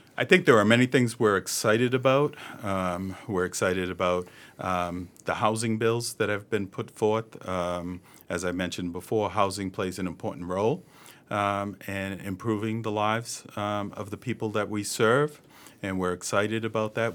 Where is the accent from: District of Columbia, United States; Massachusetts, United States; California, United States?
Massachusetts, United States; Boston; I was born and raised in East Boston